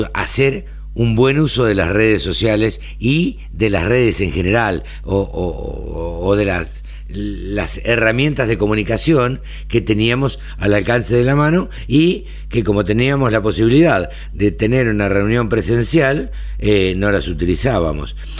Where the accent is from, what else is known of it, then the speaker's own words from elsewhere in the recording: Argentina; somos los argentinos